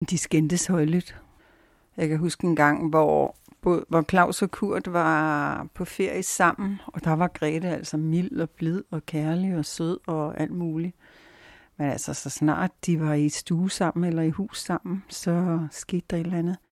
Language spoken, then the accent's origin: Danish; Brordrup, Zealand, Denmark; var det så, at vi købte det hus mellem Køge og Skille, som lige, lige var det, vi begge to drømte om. Huset i Brordrup, der senere skal blive